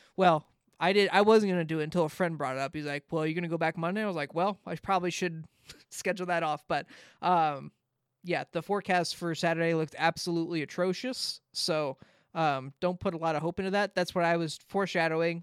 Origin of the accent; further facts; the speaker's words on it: Southern California, United States; I get the ads 'cause I'm from Southern California